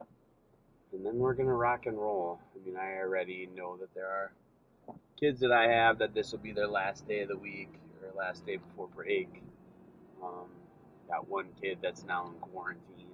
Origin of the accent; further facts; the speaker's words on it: Cumberland, Wisconsin, United States; moved away; my hometown, to Cumberland, Wisconsin